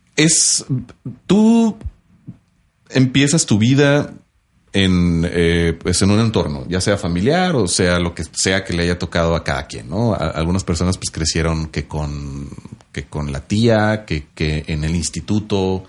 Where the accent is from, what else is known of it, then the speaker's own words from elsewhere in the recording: northern Mexico, Mexico; accent: norteño (northern); now in Ciudad Juárez, Mexico; Tengo el acento del norte